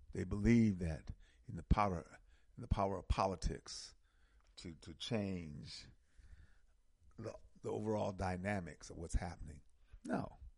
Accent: United States; Here in America, we're American African. We're American Africans.

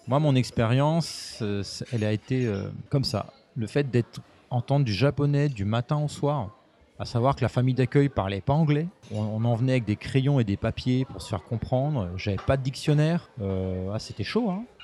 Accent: Montargis, Centre-Val de Loire, France; moved away as an adult; also born or lived in Paris; je suis de, je suis de Montargis, pas très loin de donc Orléans, Loiret, 45

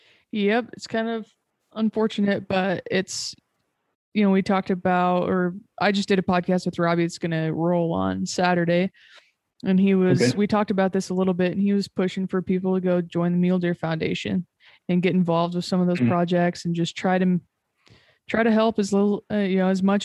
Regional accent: Nebraska, United States; where I grew up in Nebraska

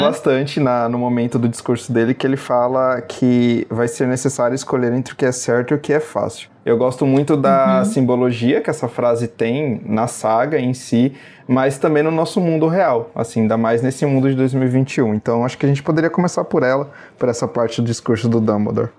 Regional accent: Brazil; nós, enquanto brasileiros

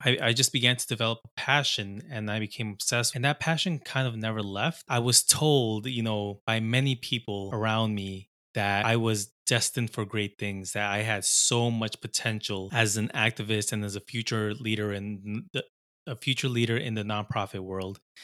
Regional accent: Long Island, New York, United States; I grew up in Long Island, uh, here in New York

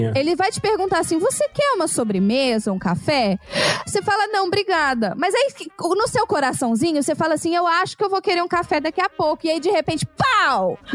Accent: Brazil; moved away; Eles perguntam de onde eu sou, e aí quando você fala Brasil

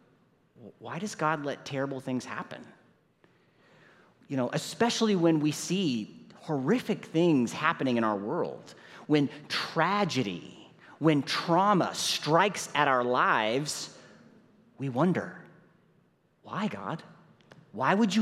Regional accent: St. Louis, Missouri, United States; My wife Nicole is here with me, and we're from St. Louis, Missouri

